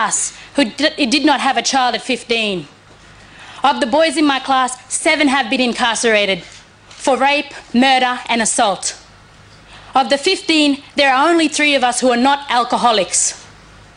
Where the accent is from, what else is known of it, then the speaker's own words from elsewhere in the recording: Kowanyama, Queensland, Australia; When I was growing up in Kawaniama